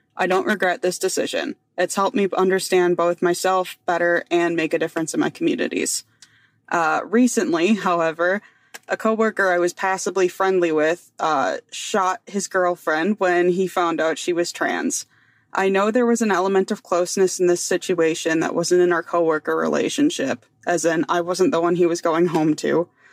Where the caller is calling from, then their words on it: Wisconsin, United States; I'm calling in from Wisconsin